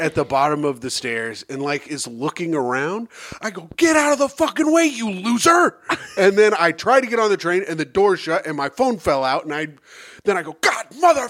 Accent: Midwest, United States; now in New York, United States; I'm from the Midwest.

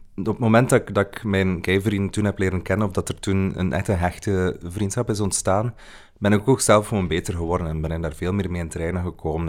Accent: Kortrijk, Flanders, Belgium; moved away; Ik ben van Kortrijk

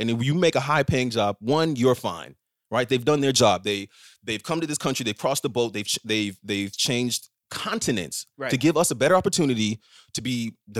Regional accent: United States; I'm the first person in my family to be born in the States.

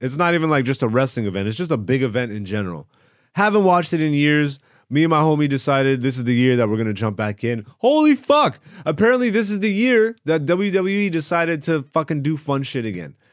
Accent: Greece; also born or lived in Ethiopia (ancestry); I am Ethiopian and I was born in Greece. No, my parents are not Greek, none of them

